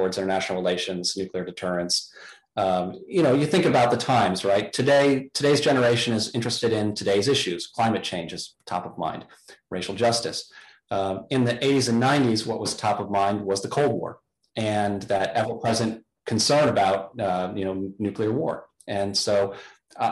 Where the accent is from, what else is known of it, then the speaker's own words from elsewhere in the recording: Chicago, Illinois, United States; moved away as an adult; also born or lived in Hanover, New Hampshire; now in Washington, D.C. area, United States; growing up in Chicago